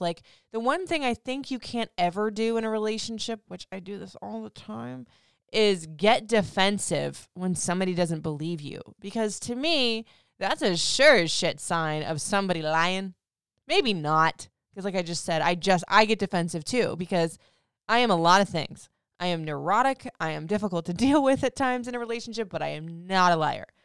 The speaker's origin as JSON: {"language": "English", "region": "Florida", "country": "United States", "tie": "born or raised there", "said": "I grew up in Florida"}